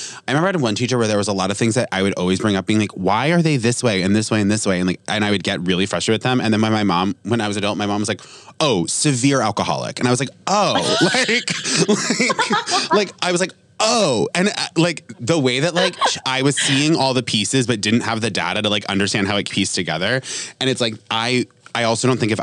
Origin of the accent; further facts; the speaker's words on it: Vermont, United States; moved away; I grew up in Vermont